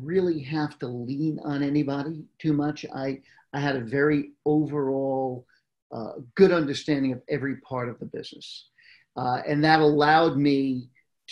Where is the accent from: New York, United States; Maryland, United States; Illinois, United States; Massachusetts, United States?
New York, United States; moved away as an adult; also born or lived in Manhattan / Brooklyn Heights; now in California, United States; I grew up in New York